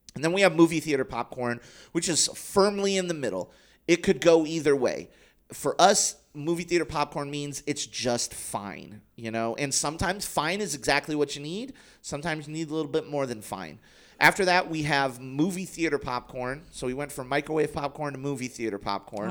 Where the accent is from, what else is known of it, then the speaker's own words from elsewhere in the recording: United States; I'm an American.